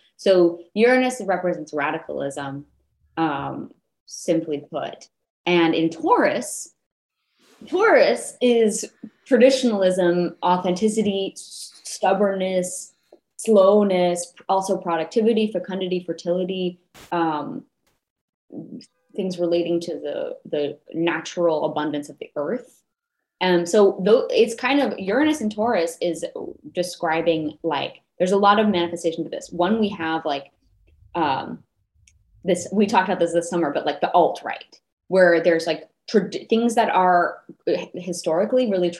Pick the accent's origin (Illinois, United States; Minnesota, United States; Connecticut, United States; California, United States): California, United States; Los Angeles; I'm from Los Angeles. There's a lot of like back to the earth stuff going on